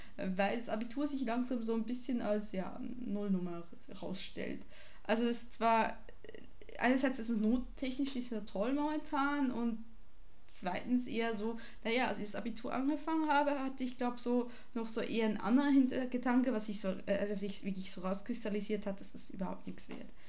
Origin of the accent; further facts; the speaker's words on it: Switzerland; Ich bin Schweizerin